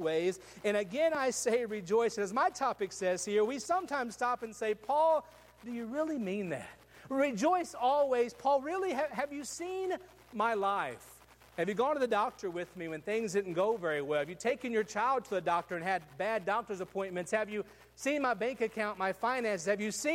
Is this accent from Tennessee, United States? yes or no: yes; West Tennessee, United States; I grew up in West Tennessee where everybody had trucks